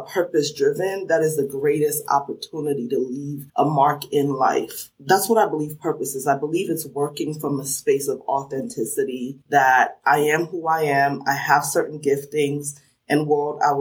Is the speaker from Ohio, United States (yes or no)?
no; New Jersey, United States; accent: New Jersey (sounds like the Sopranos); also born or lived in Sierra Leone; now in Washington, D.C., United States; I grew up in New Jersey, so some people are quick to spot that accent because they say it sounds like the Sopranos